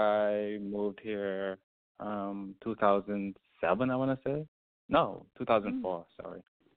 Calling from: Bloomington, Indiana, United States; No, I'm in the U.S. I'm in Bloomington, Indiana.

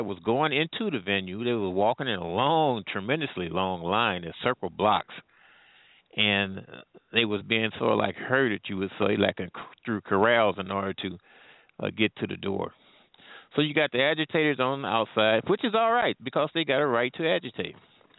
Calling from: St. Louis, Missouri, United States; I'm calling from the St. Louis area, actually.

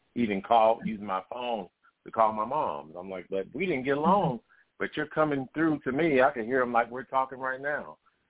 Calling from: Indiana, United States; I'm calling from Indiana.

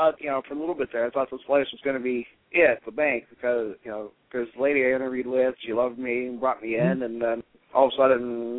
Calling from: Cleveland, Ohio, United States; … from Cleveland.

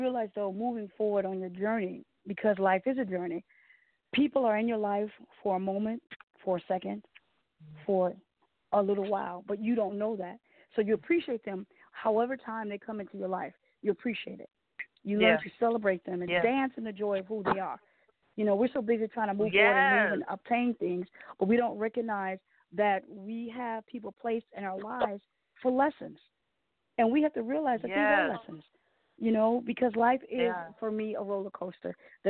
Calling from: Detroit, Michigan, United States; I'm calling from Detroit.

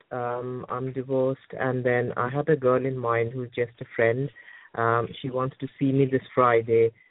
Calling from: United Kingdom; I'm calling from the United Kingdom.

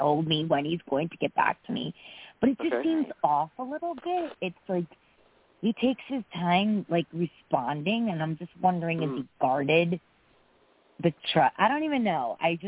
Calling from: Connecticut, United States

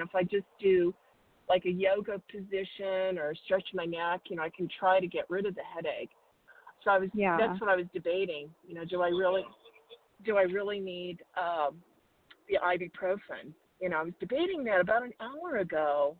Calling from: Arizona, United States; I'm calling from Arizona.

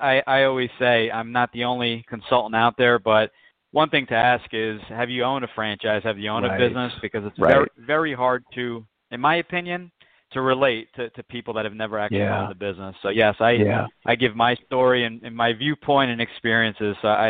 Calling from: Point Pleasant, New Jersey, United States; I'm in New Jersey. I'm in Point Pleasant, right on the shore in New Jersey.

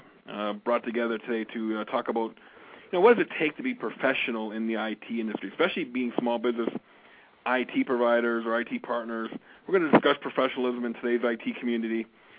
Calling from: Calgary, Alberta, Canada; I'm broadcasting from Calgary, Alberta, Canada.

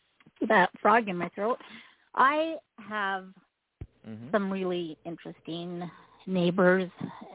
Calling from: Utah, United States; I'm calling from Utah.

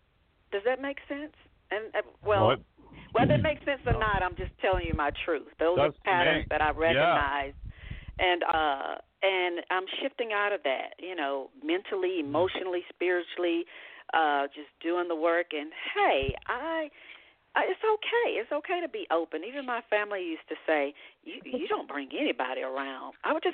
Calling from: Georgia, United States; I am calling from Georgia.

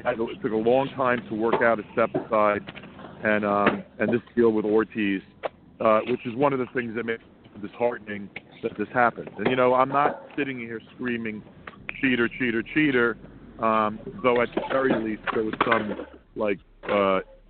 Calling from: Sea Cliff, New York, United States; I'm calling from a dog park in Seacliff, New York.

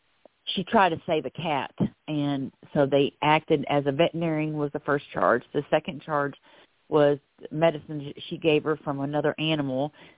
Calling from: Florida, United States; I'm calling from Florida

